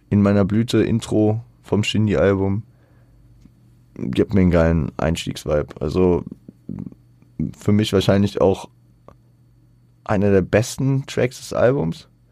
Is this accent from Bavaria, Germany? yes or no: no; Frankfurt, Hesse, Germany; ich als Frankfurter